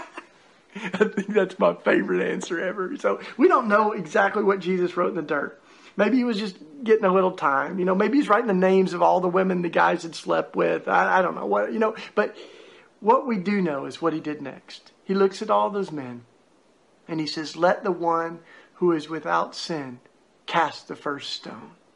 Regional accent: East Tennessee, United States; I grew up down in East Tennessee in what we call the Bible Belt

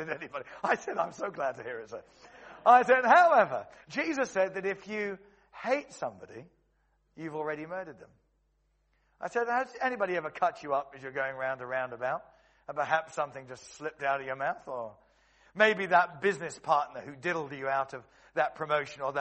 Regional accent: Cheam, London, United Kingdom; where I grew up in Stockbroker Belt in Cheam in Surrey

